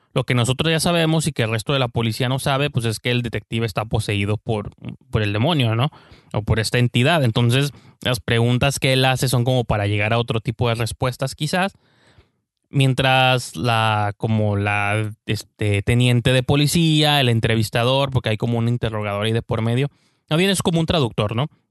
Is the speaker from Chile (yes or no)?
no; Mexico; uno que es mexicano